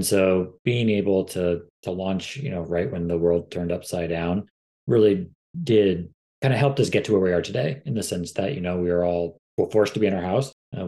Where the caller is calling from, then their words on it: San Diego, California, United States; We're based out of San Diego, California. So nice sunny day in our neck of the woods.